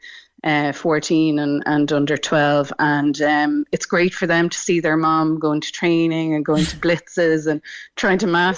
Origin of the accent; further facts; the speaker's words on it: Dublin, Leinster, Ireland; moved away as an adult; also born or lived in Newcastle, County Dublin / Cork; now in County Cork, Ireland; Growing up in Dublin, where I grew up in Rathgar, there was no local GAA club